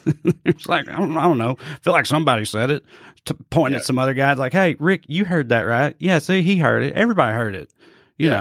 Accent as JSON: {"language": "English", "region": "the Bible Belt", "country": "United States", "tie": "born or raised there", "said": "I'm from the Bible Belt, you know, and like the fucking rural, a very rural part of the Bible Belt"}